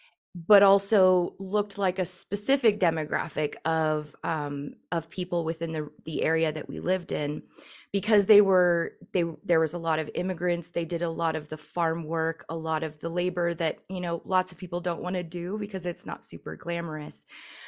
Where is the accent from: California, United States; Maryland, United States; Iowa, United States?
California, United States; San Francisco; I was growing up in the San Francisco area for a time when I was a lot younger.